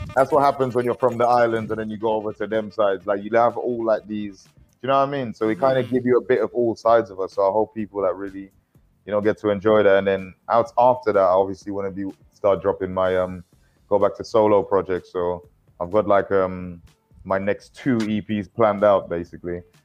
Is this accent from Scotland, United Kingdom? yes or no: no; London, United Kingdom; moved away; also born or lived in Essex; I'm from East London, where it's like grabbing mics and being the best MC in your in your school and in the whole ends